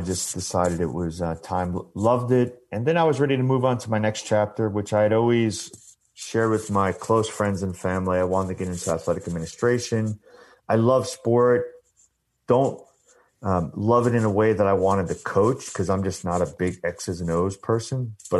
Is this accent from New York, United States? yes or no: yes; Long Island, New York, United States; I grew up playing lacrosse on Long Island, you know, Huntington Boys Club.